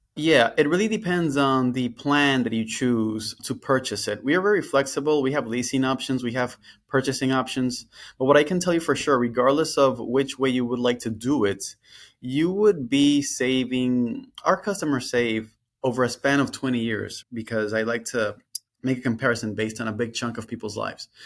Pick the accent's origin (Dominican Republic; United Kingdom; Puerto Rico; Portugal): Dominican Republic; moved away as an adult; now in Florida, United States; I went to a private school in my home country, the Dominican Republic